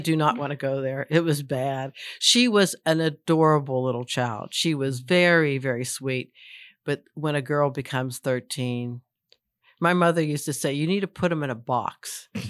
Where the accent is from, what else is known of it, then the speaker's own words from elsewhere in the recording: Pittsburgh suburbs, Pennsylvania, United States; now in Boyce, Virginia, United States; what you call suburbs, but it's very close to the city of Pittsburgh